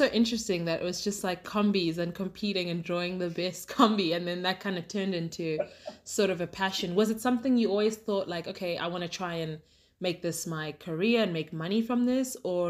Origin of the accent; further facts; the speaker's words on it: South Africa; both my parents moved here, I want to say like 32 years ago, 33 years ago, but I was born and raised here in South Africa, but family's from Zim through and through.